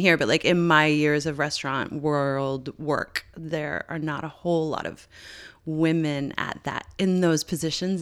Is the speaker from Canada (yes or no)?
yes; Newfoundland and Labrador, Canada; we've known each other since we were eleven growing up in Newfoundland.